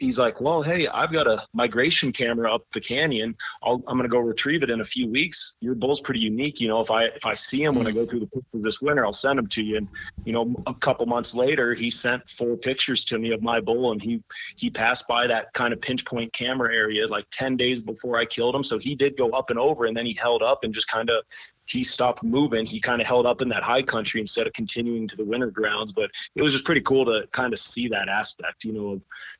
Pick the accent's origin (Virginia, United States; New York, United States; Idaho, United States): Idaho, United States; where I grew up in Idaho